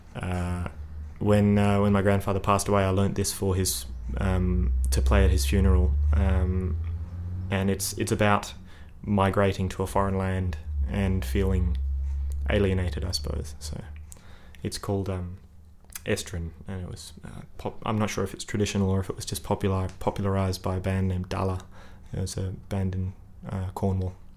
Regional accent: Sydney, New South Wales, Australia; moved away as an adult; also born or lived in Adelaide; now in Melbourne, Australia; I I grew up in Sydney, and when I was about twenty two, I moved over to Adelaide to chase an internship

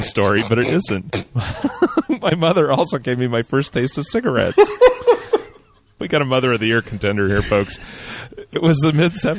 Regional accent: Sudbury, Ontario, Canada; now in St. Thomas, Canada; Last year on February 1st, I moved from my hometown of Sudbury, Ontario, Canada, to St. Thomas, Ontario, Canada, to start a new job.

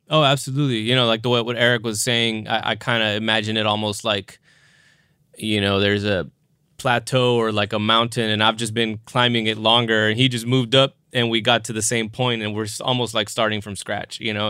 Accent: South Texas, United States; I'm from South Texas

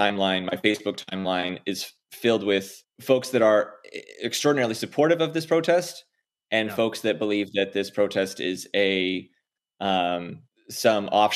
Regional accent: Canada; as a Canadian

